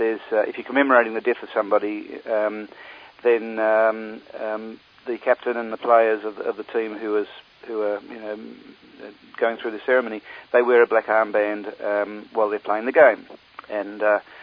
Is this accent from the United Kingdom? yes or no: no; Australia; us, people who are born and bred in Australia